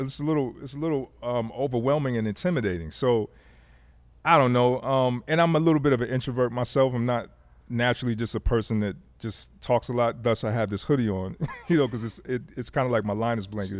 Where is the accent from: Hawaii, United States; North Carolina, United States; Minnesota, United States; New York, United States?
North Carolina, United States; Fayetteville; also born or lived in Germany; I grew up in Fayetteville, North Carolina